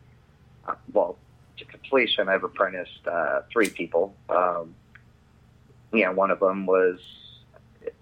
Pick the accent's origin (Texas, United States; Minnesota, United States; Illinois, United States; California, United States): California, United States; Southern; also born or lived in Seattle, Washington / Cajun heritage (Louisiana); we moved here when I was 3